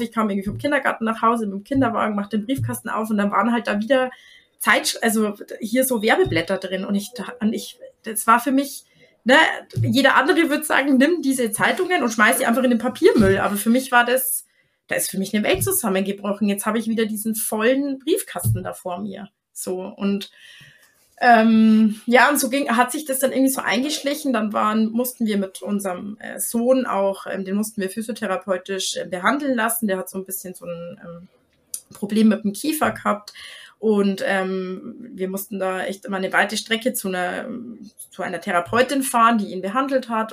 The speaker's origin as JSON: {"language": "German", "country": "Germany", "said": "bei uns in Deutschland"}